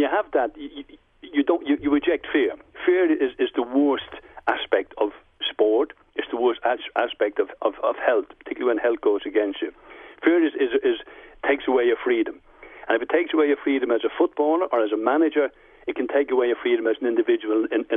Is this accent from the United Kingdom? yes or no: no; Dublin, Leinster, Ireland; moved away; When I was growing up in Dublin, I loved the way I grew up in the 50s